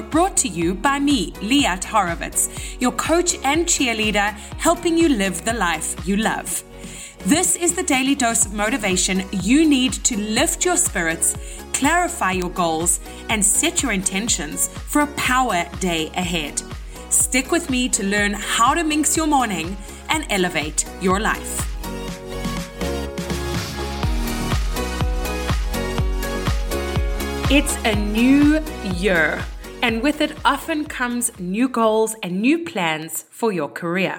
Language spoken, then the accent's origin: English; South Africa; moved away as an adult; now in Toronto, Canada; Lauren and I grew up together in South Africa